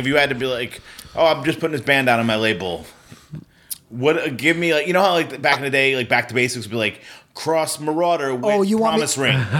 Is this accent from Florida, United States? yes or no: no; Ann Arbor, Michigan, United States; We're from here, from Ann Arbor.